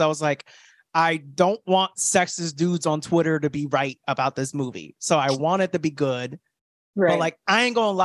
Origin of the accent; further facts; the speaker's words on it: Florida, United States; I grew up a really ignorant dude growing up in Florida